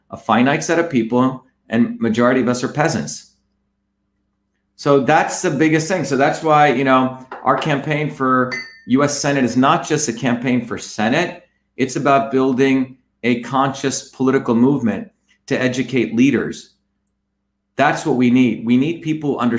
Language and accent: English; New Jersey, United States; also born or lived in India / Massachusetts; I grew up in New Jersey